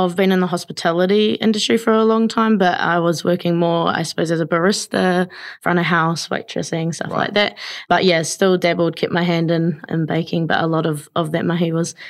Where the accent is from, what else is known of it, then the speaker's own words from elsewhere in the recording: New Plymouth, Taranaki, New Zealand; New Plymouth, yeah, born and bred in New Plymouth, but have lived around most the parts of the Maunga